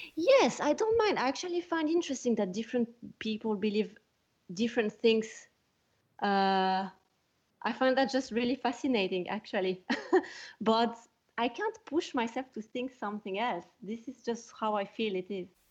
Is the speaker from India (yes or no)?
no; Switzerland; moved away as an adult; also born or lived in California; now in Scotland, United Kingdom; I am from Switzerland